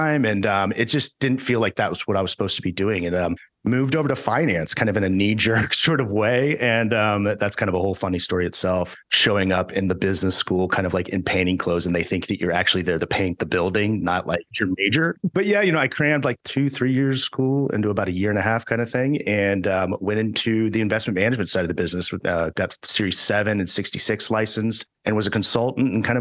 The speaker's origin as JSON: {"language": "English", "town": "Houston", "region": "Texas", "country": "United States", "tie": "born or raised there", "also_born_or_lived": "Dallas, Texas / Austin, Texas", "said": "I grew up in Houston, Texas"}